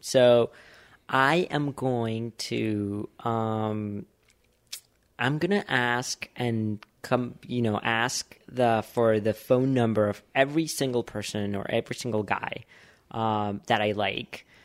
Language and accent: English; Bogotá, Colombia; moved away; I grew up in Bogota